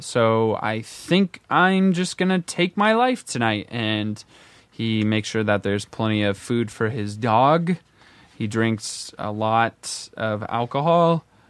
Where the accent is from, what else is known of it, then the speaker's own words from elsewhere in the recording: Midwest, United States; like growing up in the Midwest, I was raised Methodist, and we didn't go to church that often.